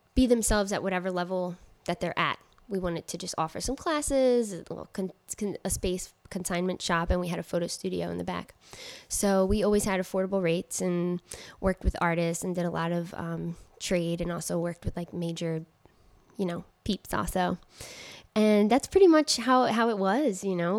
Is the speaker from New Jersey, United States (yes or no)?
yes; Trenton, New Jersey, United States; moved away; also born or lived in Queens, New York; they came, uh, to Trenton, New Jersey, and that's where I grew up